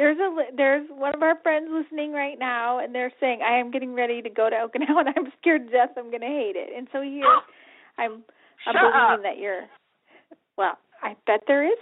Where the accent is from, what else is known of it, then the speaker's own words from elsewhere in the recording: near Holloman Air Force Base, New Mexico, United States; also born or lived in Tennessee / Connecticut / Kings Bay; now in San Antonio, United States; I grew up near Holloman Air Force Base.